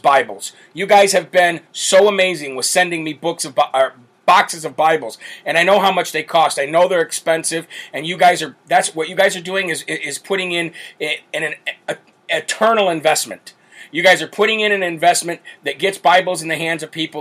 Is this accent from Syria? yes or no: no; Illinois, United States; my home state of Illinois